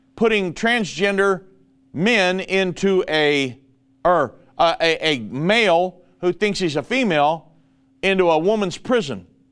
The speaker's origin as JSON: {"language": "English", "country": "United States", "said": "I am a Christian minister and I'm an American"}